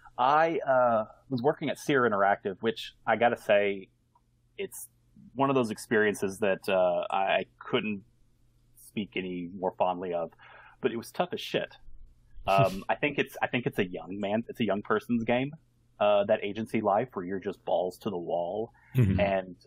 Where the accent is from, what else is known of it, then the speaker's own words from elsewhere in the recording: Houston, Texas, United States; moved away as an adult; now in New Zealand; I'm really ready to just settle down and make Houston my home. I want to do good things in my hometown.